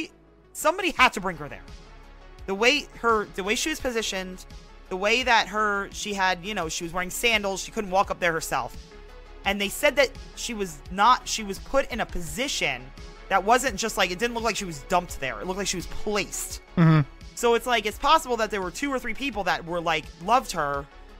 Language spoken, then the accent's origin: English; Blairstown, New Jersey, United States; we come from Blairstown, New Jersey